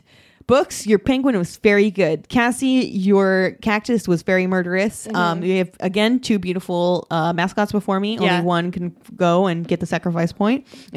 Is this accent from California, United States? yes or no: yes; Orange County, California, United States; we are from Orange County and not say that we are an LA team either.